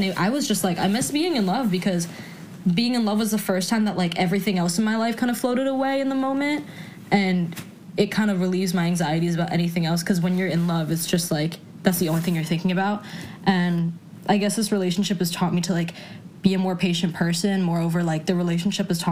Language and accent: English; New York City, New York, United States; I was raised in New York City and, like, Brooklyn in particular